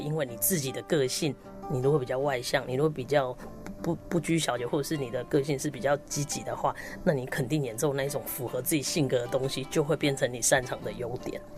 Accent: Tainan, Taiwan; 在小学六年级的时候，在我的家乡台南

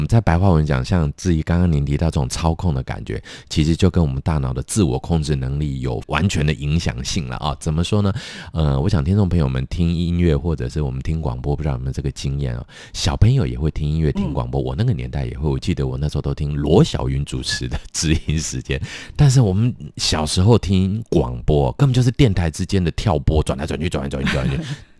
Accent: Taipei, Taiwan; 对，我是台北人呢。

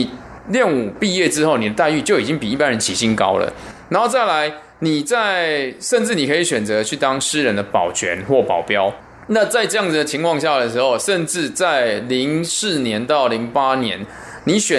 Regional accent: Taiwan; 其实是在很多我小时候在台湾的时候都听过这些老师的传奇故事。

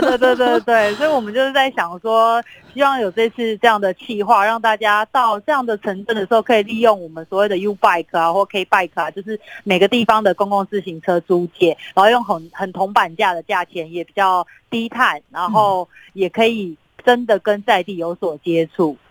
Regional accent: Taipei, Taiwan; 我自己是台北人

